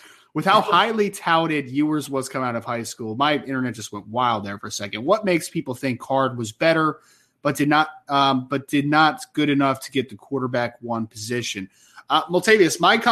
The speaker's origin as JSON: {"language": "English", "region": "New Jersey", "country": "United States", "said": "I'm from Jersey. Yeah, I'm from New Jersey"}